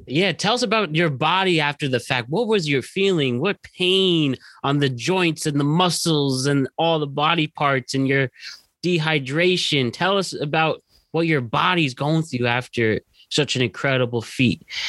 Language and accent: English; Norwalk, Connecticut, United States; We're all from Norwalk, Connecticut.